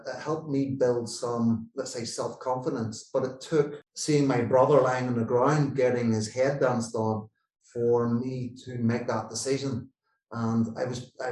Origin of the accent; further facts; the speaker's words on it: Northern Ireland, United Kingdom; I grew up in Northern Ireland where there was the political divide between Catholics and Protestants